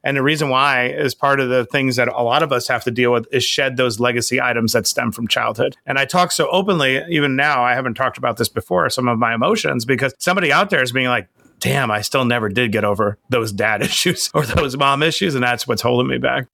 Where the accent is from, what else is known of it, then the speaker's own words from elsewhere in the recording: New York City, New York, United States; I grew up on Springfield Boulevard